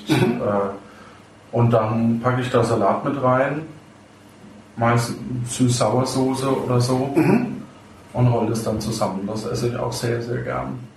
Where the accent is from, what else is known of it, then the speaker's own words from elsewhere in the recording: Bavaria, Germany; also ich komme ja ursprünglich aus dem Fränkischen mhm. äh, bei Würzburg und äh, da ist ja in jedem Brot Kümmel drin.